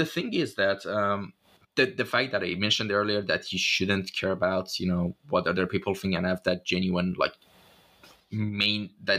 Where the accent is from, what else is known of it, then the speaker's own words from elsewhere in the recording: Shiraz, Fars, Iran; moved away; back in my hometown, in the old districts of, like, you know, Zandia Street of Shiraz